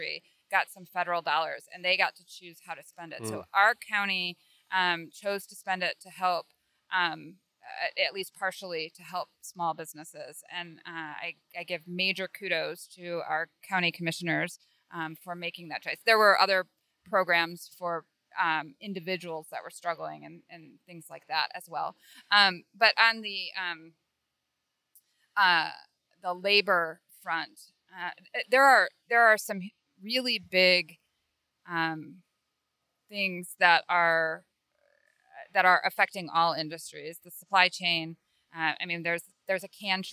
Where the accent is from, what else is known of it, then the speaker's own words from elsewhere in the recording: Michigan, United States; also born or lived in California; now in Fort Myers, United States; I grew up in Michigan.